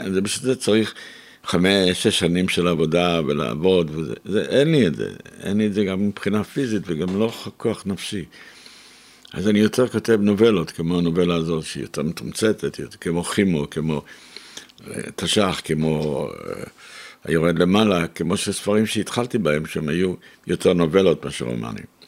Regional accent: Israel; ואני גם כן לא הייתי בדיוק מארץ ישראל, נולדתי פה, אבל לא הייתי.

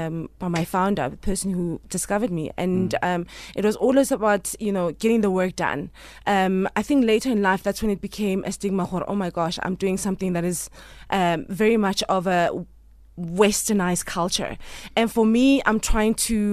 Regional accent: Alexandra, Gauteng, South Africa; Growing up in Alex? Yes. You know what? I managed to spend as much time as I could in the streets.

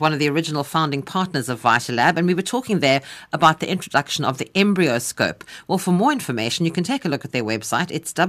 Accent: South Africa; I was terribly proud to be South African

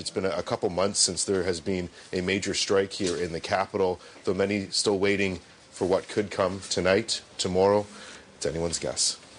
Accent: Canada; I'm from Canada

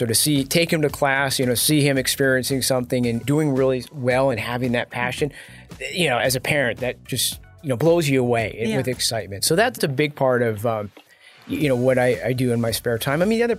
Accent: United States; my wife is Taiwanese and I'm an American.

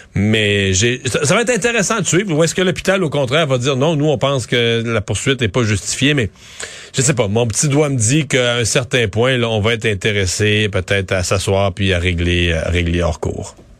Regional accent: Bas-Saint-Laurent, Quebec, Canada; chez nous dans le Bas-Saint-Laurent

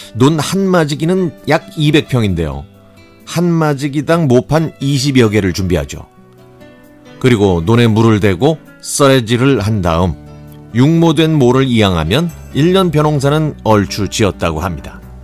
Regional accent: Cheongju, North Chungcheong, South Korea; moved away; also born or lived in Seoul; 이곳은 제가 태어나고 자란 곳 바로 옆이니까 제 고향이나 마찬가지죠

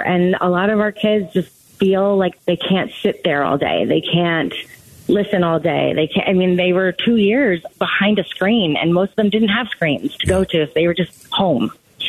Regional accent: New Jersey, United States; accent: Jersey; now in Arizona, United States; I'm from the East Coast originally

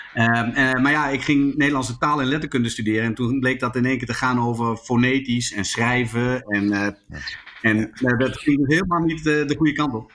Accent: Zwolle, Overijssel, Netherlands; also born or lived in Groningen; Zwolle, waar ik vandaan kwam

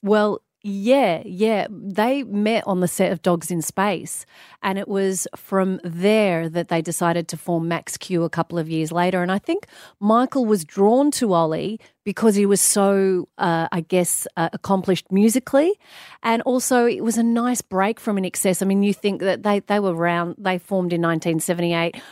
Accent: Australia; also born or lived in London; I loved being an Australian

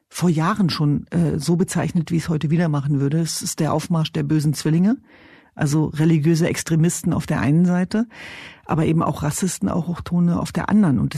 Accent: Diyarbakır Province, Turkey; now in Germany; beispielsweise meine Heimatregion Diyarbakir.

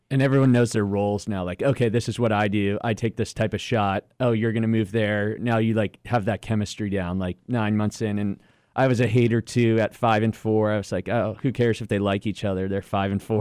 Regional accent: Pennsylvania, United States; growing up in Pennsylvania

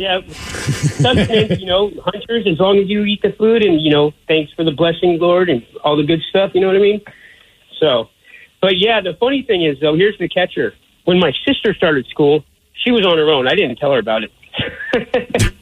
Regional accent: Alaska, United States; moved away; growing up in Alaska

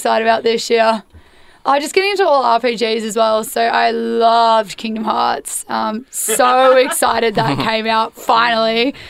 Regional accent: Australia; we're from Australia where there is no internet.

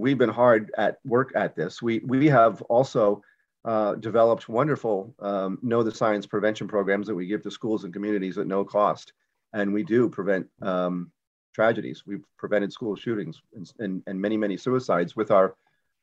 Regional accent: Yonkers, New York, United States; I grew up in Yonkers, New York

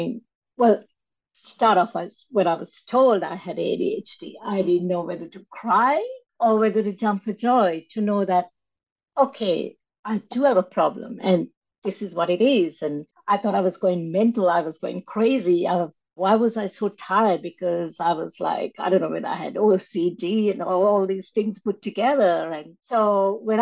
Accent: Sri Lanka; moved away; growing up in Sri Lanka

